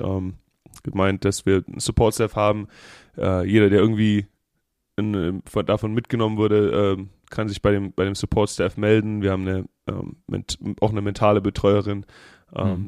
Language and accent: German; Germany; now in Las Vegas, United States; ich bin aus dem Land der Dichter und Denker.